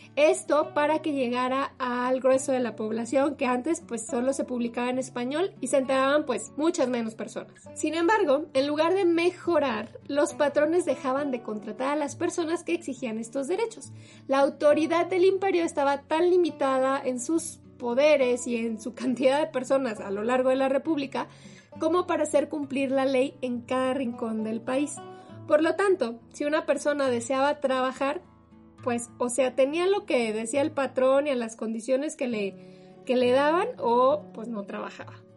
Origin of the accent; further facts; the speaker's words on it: Mexico; como mexicanos luego se nos olvida